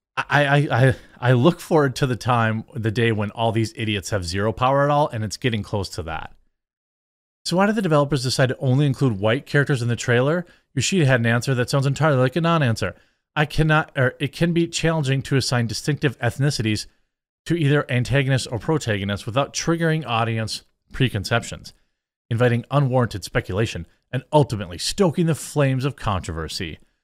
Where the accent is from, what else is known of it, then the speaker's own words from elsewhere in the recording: United States; as an American